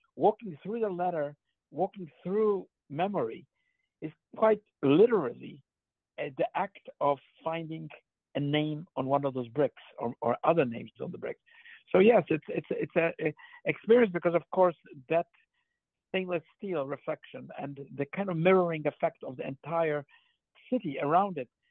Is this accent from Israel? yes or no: no; Poland; moved away; I grew up in Poland